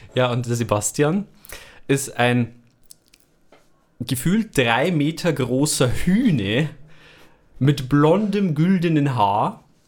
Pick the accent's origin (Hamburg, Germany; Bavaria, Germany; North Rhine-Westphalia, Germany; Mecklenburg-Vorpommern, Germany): Bavaria, Germany; bei uns in Bayern